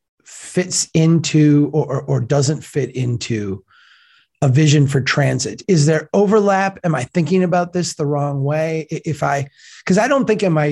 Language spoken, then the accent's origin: English; Minnesota, United States; I'm from Minnesota.